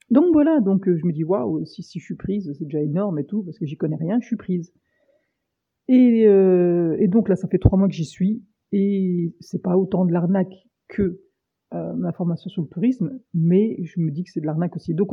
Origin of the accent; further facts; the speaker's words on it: France; Et donc bah voilà, on est français, on est râleur, la moyenne d'âge c'est 20 ans.